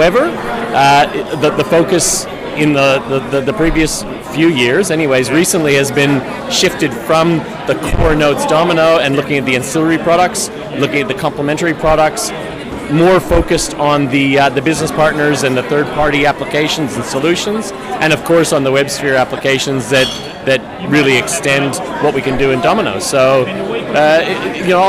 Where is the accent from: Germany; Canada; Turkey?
Canada; now in Sydney, Australia; I'm from Canada